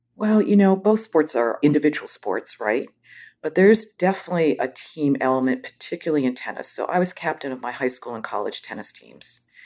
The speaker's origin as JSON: {"language": "English", "town": "Boston", "region": "Massachusetts", "country": "United States", "tie": "born or raised there", "also_born_or_lived": "San Francisco", "moved": "as an adult", "said": "I grew up in Boston"}